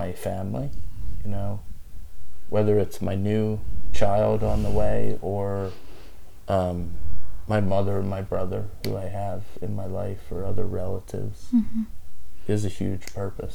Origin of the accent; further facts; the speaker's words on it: the South, United States; we came from the South, and... what that means, and my family's originally from Spain, from Mallorca, Spain.